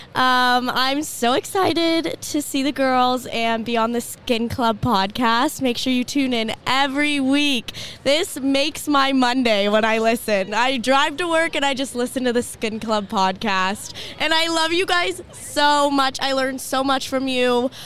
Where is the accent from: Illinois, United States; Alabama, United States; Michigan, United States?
Alabama, United States; I'm from Alabama